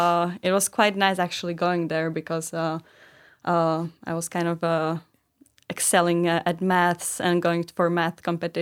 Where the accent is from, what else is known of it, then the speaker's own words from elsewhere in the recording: Bratislava, Bratislava Region, Slovakia; I'm from Bratislava